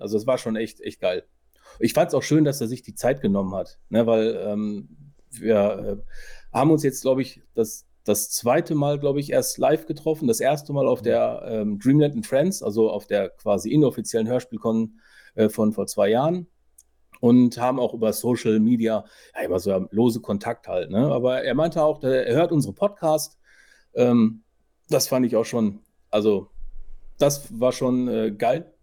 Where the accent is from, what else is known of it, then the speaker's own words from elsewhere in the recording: Ruhr area, North Rhine-Westphalia, Germany; bei uns im Ruhrpott